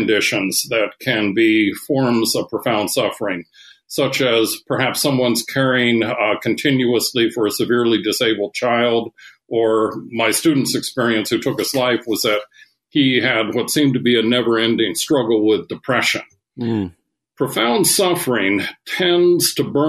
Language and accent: English; Seattle, Washington, United States; I grew up in Seattle, Washington